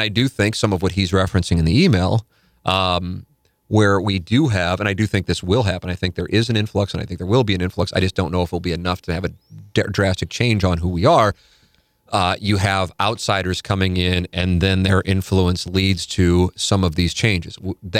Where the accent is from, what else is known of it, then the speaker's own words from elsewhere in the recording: St. Louis, Missouri, United States; also born or lived in Connecticut; I grew up in St. Louis, then my family and I raised our family in Connecticut, and I worked in Manhattan, and then we moved back to St. Louis